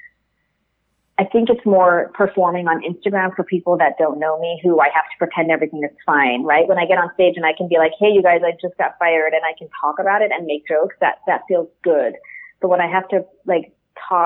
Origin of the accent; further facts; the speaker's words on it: New York City, New York, United States; I'm a New Yorker.